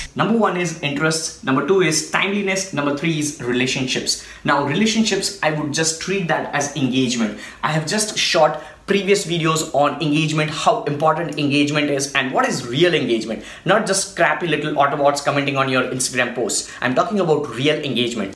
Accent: India; I'm from India

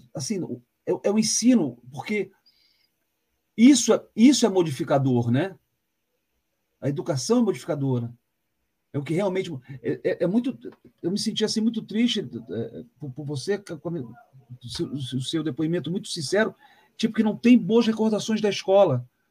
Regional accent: Rio de Janeiro, Brazil; moved away as an adult; now in Curitiba, Brazil; como eu venho do Rio

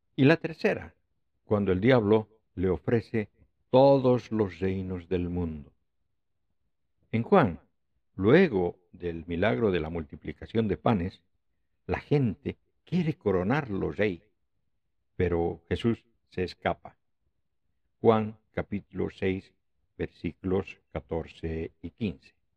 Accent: Oruro, Bolivia; Oruro, mi ciudad natal

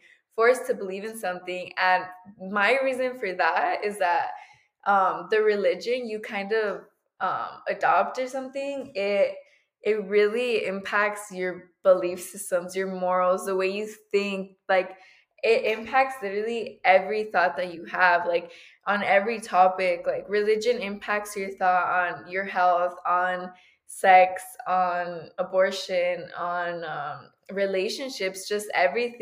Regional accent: United States; I'm a first generation American, and it comes to the question that, is it because I grew up in the United States

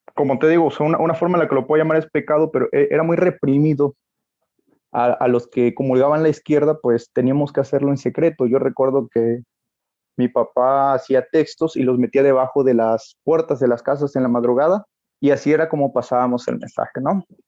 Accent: Reforma, Chiapas, Mexico; Yo soy de Reforma Chiapas, de Reforma Chiapas

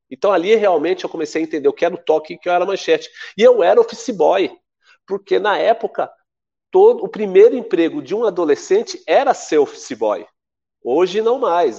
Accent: São Paulo, Brazil; also born or lived in Paraná; eu cheguei em Pirituba com nove meses de idade. Eu sou paranaense

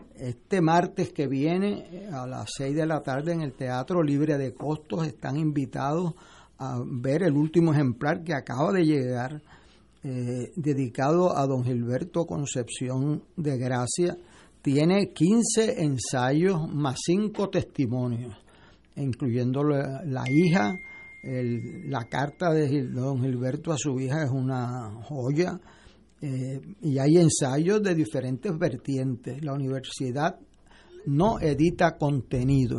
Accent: Puerto Rico; a mí como puertorriqueño

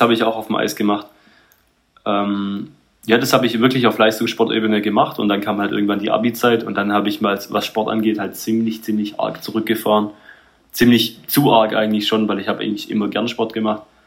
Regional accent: Heilbronn, Baden-Württemberg, Germany; ich bin in Heilbronn auch aufgewachsen

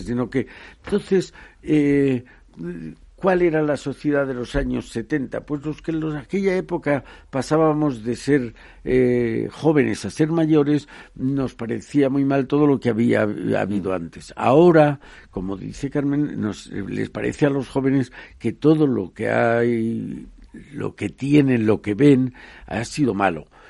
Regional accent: Spain

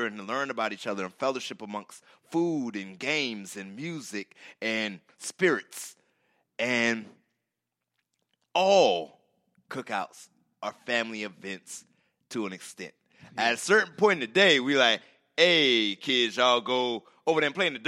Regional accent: the South, United States; As a Southerner

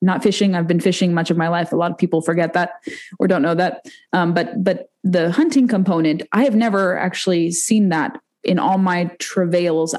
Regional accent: West Coast, United States; moved away; I'm from the West Coast originally

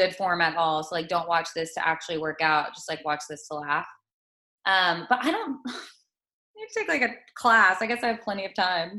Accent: Texas, United States; moved away; I am from Texas as well.

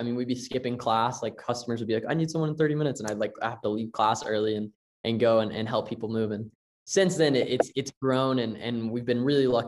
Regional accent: Tennessee, United States; moved away; also born or lived in Las Vegas; I'm from Tennessee originally

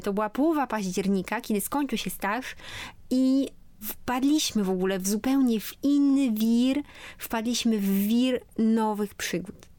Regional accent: Poland; moved away as an adult; w Polsce, zanim w ogóle wyjechałam stąd

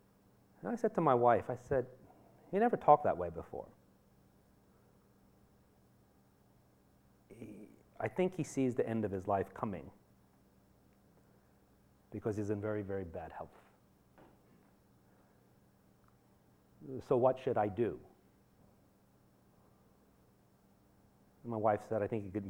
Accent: New York City, New York, United States; moved away; I am a native New Yorker. I was born in Manhattan General, went to high school and college in New York

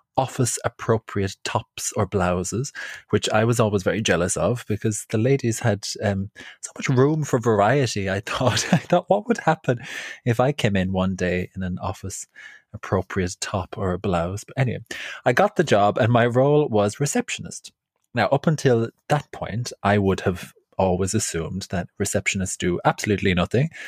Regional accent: Ireland; now in London, United Kingdom; I'm um, from Ireland.

